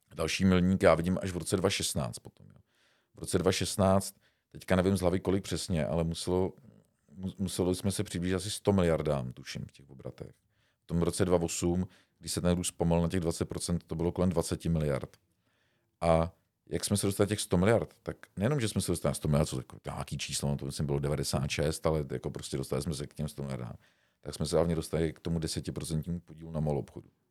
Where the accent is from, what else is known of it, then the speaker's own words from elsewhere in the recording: Czechia; jsme Češi